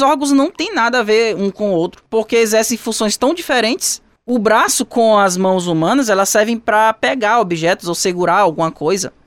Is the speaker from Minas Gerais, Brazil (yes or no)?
no; Teresina, Piauí, Brazil; da minha terra natal, que lá existe a Floresta Fossa, em Teresina